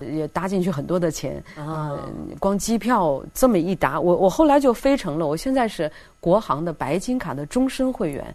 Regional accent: China; moved away; 我自己作为中国人，也是这个机构中唯一的一位华裔女性

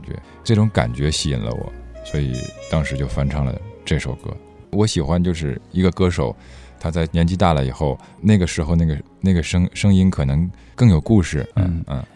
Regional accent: Harbin, Heilongjiang, China; accent: Northeastern Mandarin; moved away as an adult; also born or lived in Beijing (ancestral home); now in Guangzhou, China; 我是一个生在东北的北京人，我爷爷是说北京话的但是我不会说，我到广州十五年也就只会说东北话

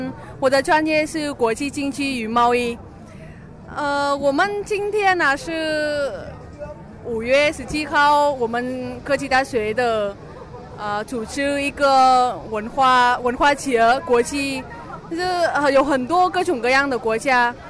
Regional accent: Hanoi, Vietnam; Chinese is a second language; moved away as an adult; now in Beijing, China; 我是来自河内的，所以我们河内人也有自己的衣服，自己的传统衣服。

